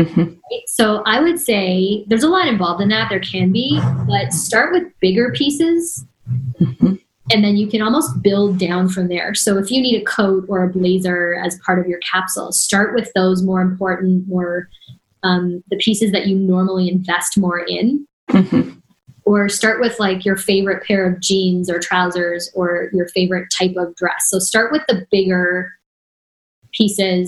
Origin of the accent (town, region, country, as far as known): Canada